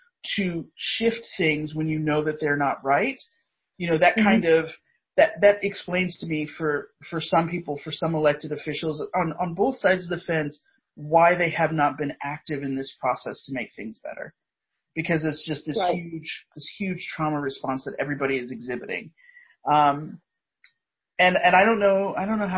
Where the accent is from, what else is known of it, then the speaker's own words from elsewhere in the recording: Indiana, United States; I'm a Midwestern Indiana suburban kid.